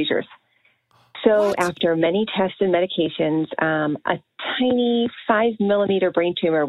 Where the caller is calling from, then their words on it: Milton, Massachusetts, United States; Hi, Dr. Wally and Sean. … I'm from Milton, Massachusetts.